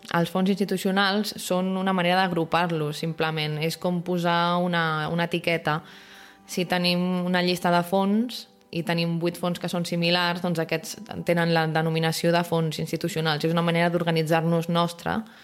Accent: Barcelona, Catalonia, Spain; com a barcelonins

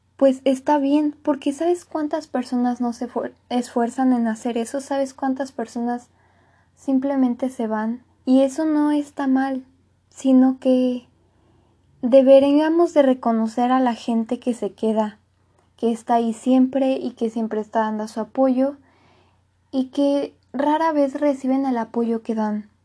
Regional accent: Mexico; soy de México

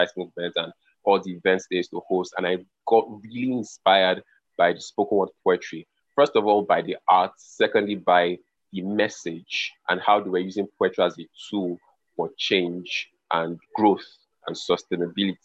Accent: Lagos, Nigeria; also born or lived in Calabar; I actually was born in Lagos and I grew up in Lagos

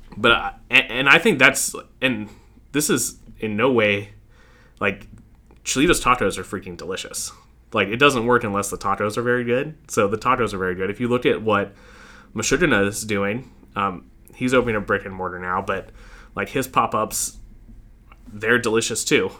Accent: Fort Mill, South Carolina, United States; also born or lived in New York / Charlotte, North Carolina; now in Rock Hill, United States; I grew up in Fort Mill

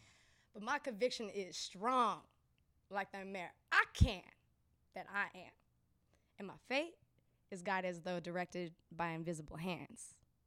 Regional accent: San Francisco, California, United States; I grew up in the Mission District of San Francisco, so I'm definitely honorary Salvadorian and Mexican and Nicaraguan.

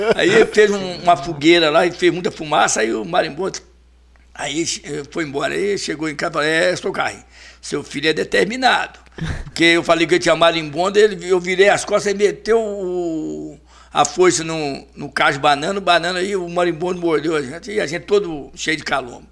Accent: Ponte Nova, Minas Gerais, Brazil; viemos pra Ponte Nova com eu, eu acho que eu tinha um ano, um ano e meio de idade

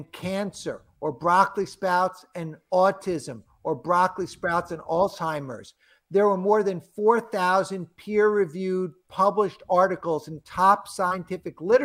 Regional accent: New York, United States; I'm from New York.

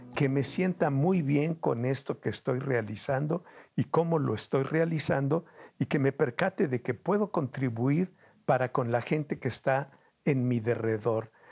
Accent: Veracruz, Mexico; moved away; also born or lived in Mexico City; Me voy a Veracruz, de donde soy oriundo

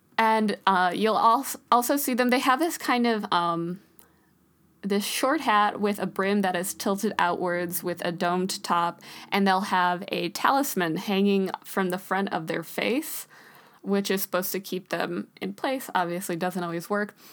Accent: United States; we're both from the States

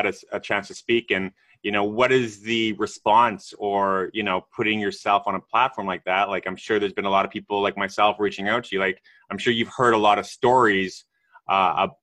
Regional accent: Canada; I'm Canadian

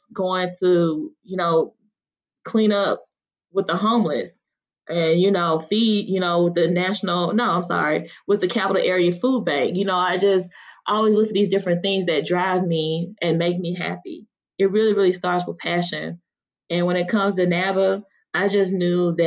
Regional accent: Mississippi, United States; I grew up in, you know, rural Mississippi

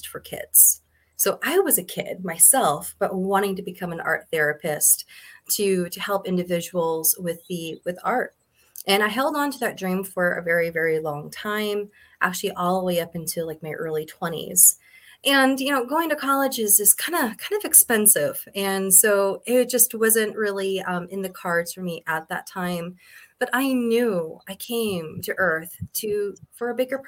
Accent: Montana, United States; also born or lived in California; And then we moved to Montana, where we actually opened up an elk ranch.

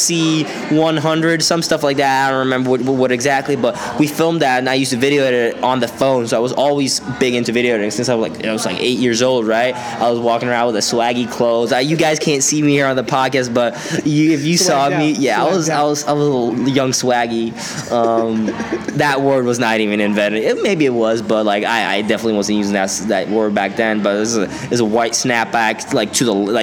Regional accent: Stockholm, Stockholm County, Sweden; accent: Swedish; growing up in Sweden

